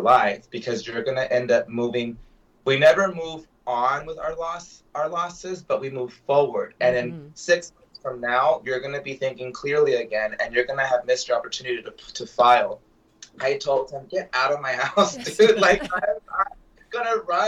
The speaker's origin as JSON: {"language": "English", "town": "Del Rio", "region": "Texas", "country": "United States", "moved": "yes", "said": "I'm from Del Rio."}